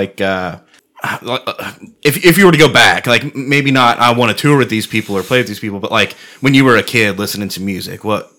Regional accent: Texas, United States; I'm from Texas, right?

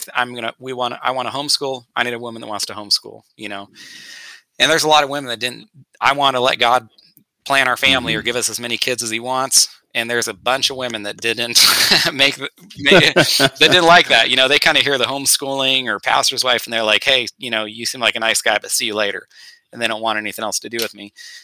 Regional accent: Northern California, United States; we grew up together in Northern California

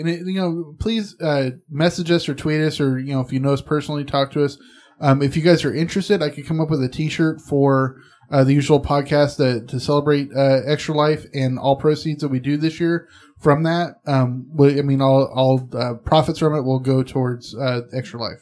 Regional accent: Southern California, United States; now in Northern California, United States; I live in Northern California. I grew up in Southern California.

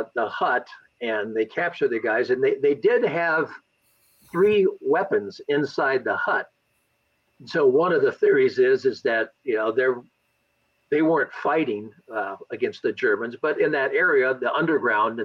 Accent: Pasadena, California, United States; now in Seal Beach, United States; I was born in Pasadena, raised in that area

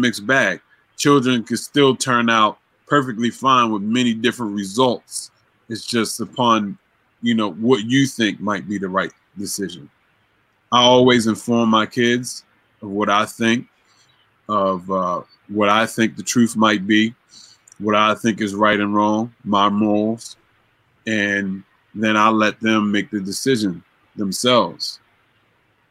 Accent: Baltimore, Maryland, United States; growing up in Baltimore and the things that I saw

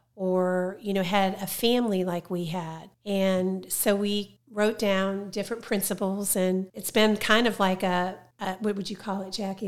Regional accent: Ohio, United States; moved away; Originally from Ohio. That's where I went to school

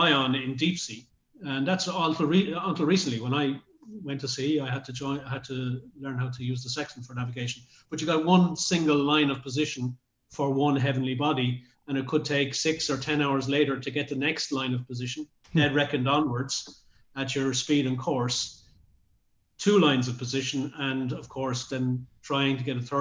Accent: Dublin, Leinster, Ireland; I was from Dublin City, very close to the water

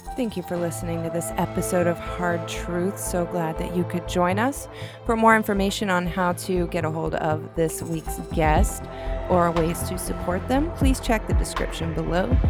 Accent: the South, United States; accent: Southern; I am so American and I'm Southern, and I'm working with an accent here

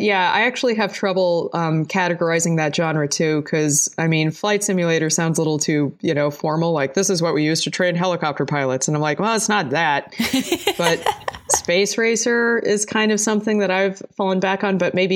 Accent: New Jersey, United States; also born or lived in Boulder, Colorado; now in Blacksburg, United States; So I'm originally from New Jersey and then lived in Boulder, Colorado for a long time.

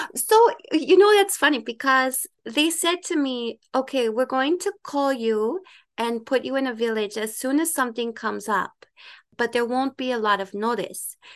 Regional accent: Ottawa, Ontario, Canada; also born or lived in Dominican Republic / United Kingdom; I am from Ottawa

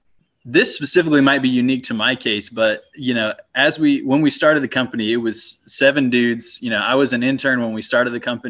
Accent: Crestview, Florida, United States; growing up in Little Crestview

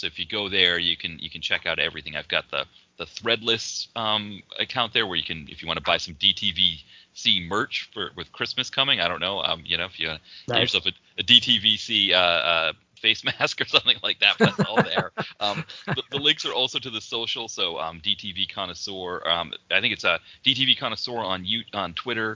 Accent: Portsmouth, New Hampshire, United States; my hometown in Portsmouth, New Hampshire

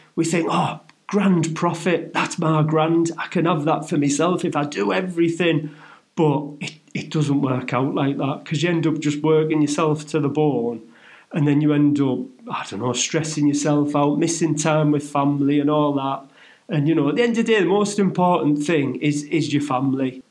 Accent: Middlesbrough, North East England, United Kingdom; moved away; my hometown of Middlesbrough

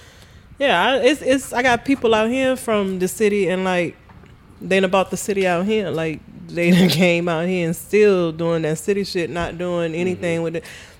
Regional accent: Charleston, South Carolina, United States; I was raised on the East Coast in Charleston, so that's home, Charleston, South Carolina.

